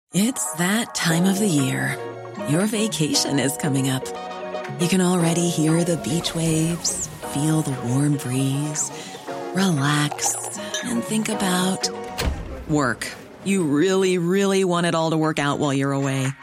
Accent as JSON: {"language": "English", "country": "United Kingdom", "said": "we're British."}